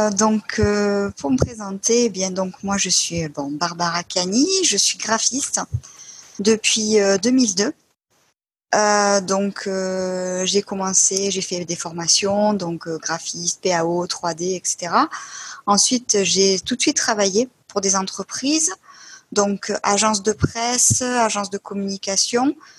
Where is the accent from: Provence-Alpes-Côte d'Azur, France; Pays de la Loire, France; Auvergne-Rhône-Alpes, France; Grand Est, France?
Provence-Alpes-Côte d'Azur, France; Marseille; je viens de Marseille